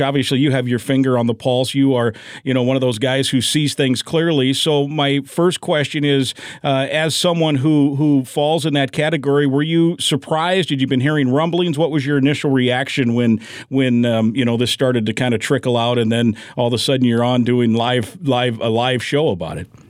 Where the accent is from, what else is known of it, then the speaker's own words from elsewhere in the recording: Iowa, United States; I, I, grew up in the state of Iowa.